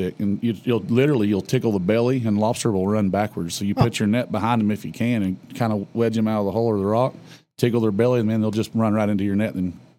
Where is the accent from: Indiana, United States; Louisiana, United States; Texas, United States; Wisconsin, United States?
Texas, United States; I'm from Texas.